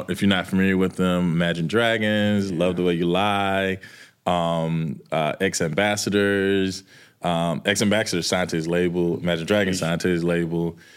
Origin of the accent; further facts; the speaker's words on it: the South, United States; He was from Virginia, I'm from the South.